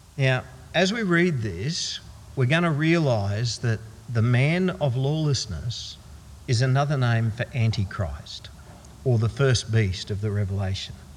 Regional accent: Queensland, Australia; being a Queenslander

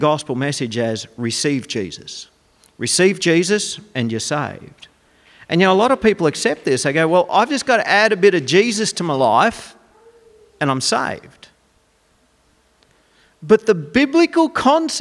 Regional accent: Goondiwindi, Queensland, Australia; also born or lived in Dalby; When I grew up in Gundawindi

